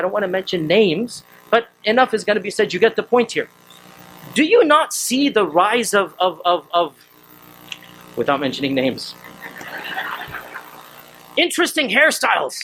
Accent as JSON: {"language": "English", "region": "Texas", "country": "United States", "tie": "born or raised there", "said": "I'm a born American citizen. I was born in Texas."}